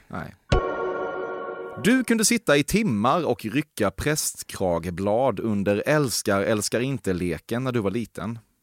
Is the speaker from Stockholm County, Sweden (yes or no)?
no; Växjö, Kronoberg County, Sweden; jag är från eh, Växjö